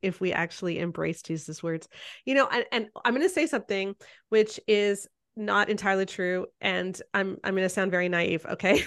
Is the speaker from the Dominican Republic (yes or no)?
no; Canada